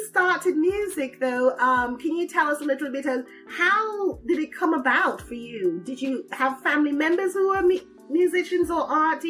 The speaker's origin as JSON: {"language": "English", "town": "Toronto", "region": "Ontario", "country": "Canada", "said": "Yeah, I'm Scarboroughian."}